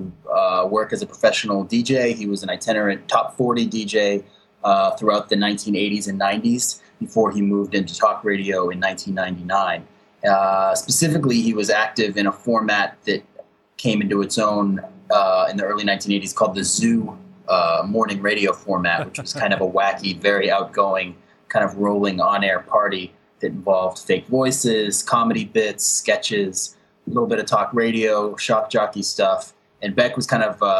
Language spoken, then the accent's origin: English; Boston, Massachusetts, United States; moved away as an adult; also born or lived in Chicago / Eastern Europe / Russia / South Asia; now in Brooklyn, United States; I grew up in Boston, studied in New England and Chicago, and then I pretty much left the country for about 10 years